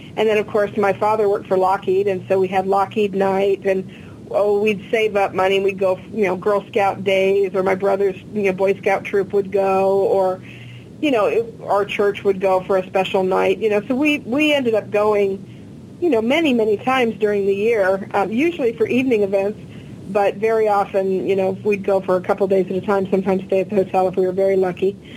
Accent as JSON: {"language": "English", "town": "Glendale", "region": "California", "country": "United States", "tie": "born or raised there", "said": "I was born in Glendale and raised nearby"}